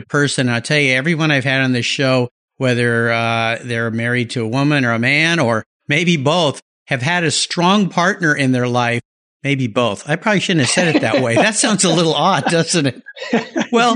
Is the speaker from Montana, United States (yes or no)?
no; Southern California, United States; When I was young, I grew up in Southern California